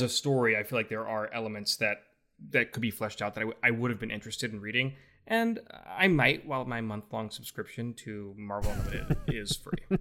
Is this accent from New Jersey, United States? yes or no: no; Louisiana, United States; I'm from Louisiana